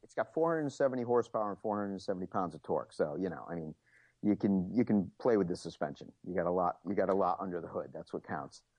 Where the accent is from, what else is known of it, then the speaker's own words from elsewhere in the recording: United States; I'm an American, so I love muscle cars